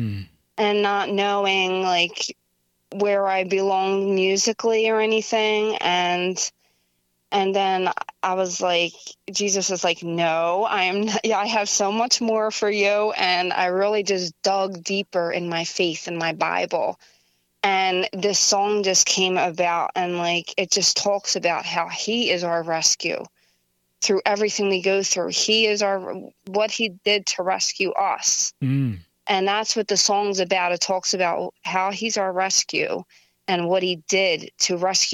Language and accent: English; Philadelphia, Pennsylvania, United States; moved away as an adult; now in Belmar, United States; I'm originally from South Philly